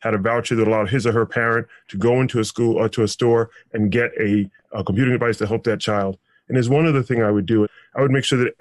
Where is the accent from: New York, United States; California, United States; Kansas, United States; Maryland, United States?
New York, United States; New York City; New York City alone, my hometown